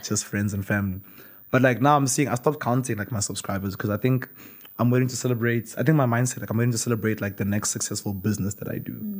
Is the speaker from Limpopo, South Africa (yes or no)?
yes; Limpopo, South Africa; moved away; In primary school, I grew up in Limpopo